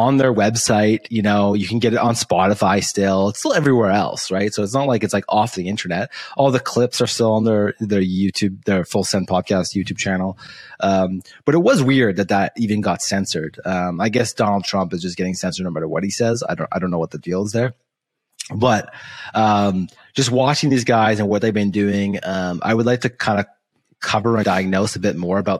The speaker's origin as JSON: {"language": "English", "country": "Canada", "said": "I'm Canadian"}